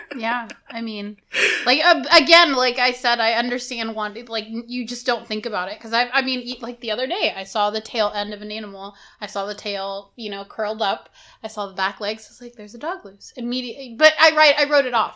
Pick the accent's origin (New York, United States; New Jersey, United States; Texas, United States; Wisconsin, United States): Texas, United States; as a Texan